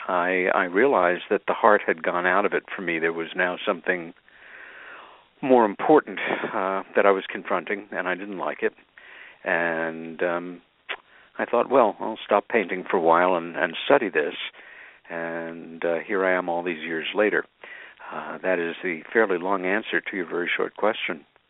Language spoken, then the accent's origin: English; Long Island, New York, United States; as a kid with my sister Helen growing up on Long Island